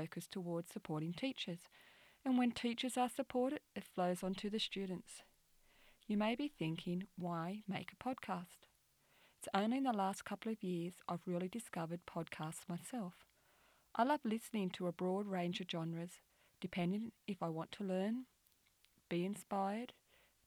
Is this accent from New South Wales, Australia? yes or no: yes; New South Wales, Australia; I'm from New South Wales, Australia